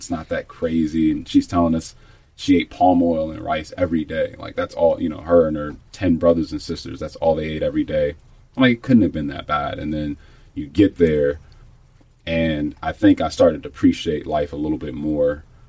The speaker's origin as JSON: {"language": "English", "country": "United States", "tie": "born or raised there", "said": "I was born in the States. My family's mm-hmm. from the Congo"}